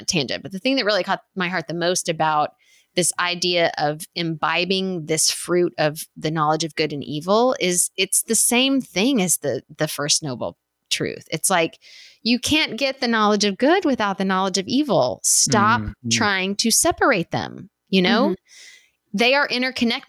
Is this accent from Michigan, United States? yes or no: no; West Texas, United States; I grew up in West Texas